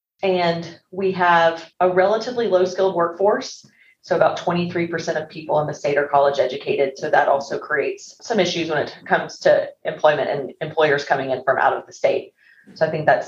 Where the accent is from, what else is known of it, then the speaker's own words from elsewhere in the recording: Arkansas, United States; moved away as an adult; I was born and raised in Arkansas and have moved all around the country, and we decided to move back here and settle back here recently.